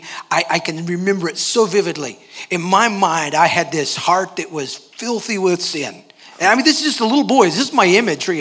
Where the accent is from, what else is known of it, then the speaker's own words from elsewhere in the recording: Hurst, Texas, United States; moved away as an adult; also born or lived in Fort Worth, Texas / Tonga; now in Vanuatu; I grew up in Hearst, actually, just down the road